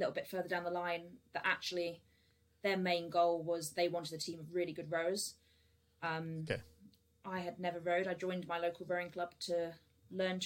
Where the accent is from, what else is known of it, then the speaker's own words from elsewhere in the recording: United Kingdom; I grew up down south on the Thames